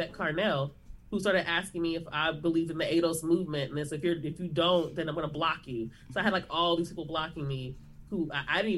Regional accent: Los Angeles, California, United States; I'm from South Central, live in South Central, LA, lived here pretty much my entire life

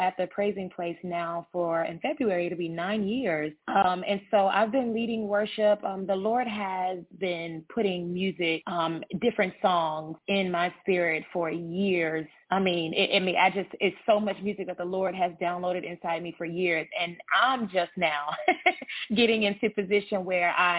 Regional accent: Charlotte, North Carolina, United States; from Charlotte, North Carolina, born and raised. I've been here my entire life

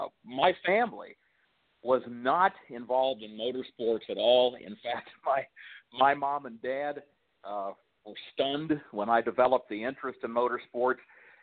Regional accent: Central Illinois, United States; I grew up in Central Illinois

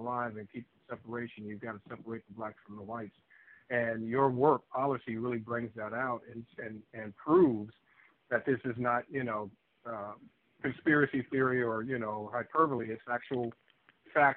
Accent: Chicago, Illinois, United States; I'm from Chicago

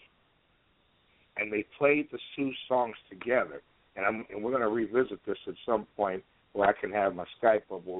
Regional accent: Midwest, United States; I'm from the Midwest

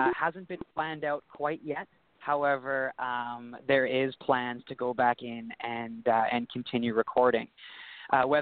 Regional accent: Kelowna, British Columbia, Canada; I'm from Kelowna, so it's about 4 hours outside of Vancouver in BC

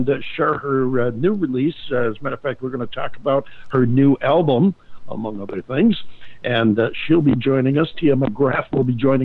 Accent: Northeast, United States; moved away; I, too, come from the snow country in the Northeast

